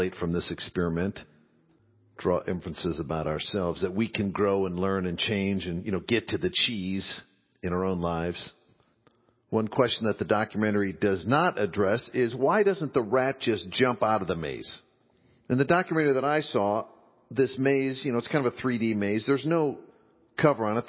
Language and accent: English; Midwest, United States; as a boy growing up in the Midwest, being a red-blooded Midwestern boy in 9th, 10th grade